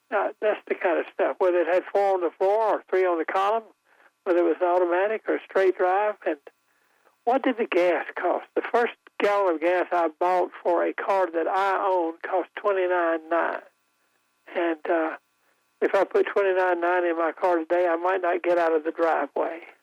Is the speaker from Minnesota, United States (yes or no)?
no; Goldsboro, North Carolina, United States; I grew up in Goldsboro